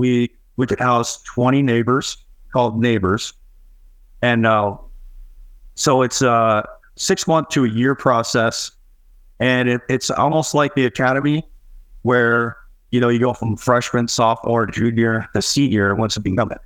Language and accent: English; St. Paul, Minnesota, United States; moved away as an adult; now in Utah, United States; I'm from St. Paul, Minnesota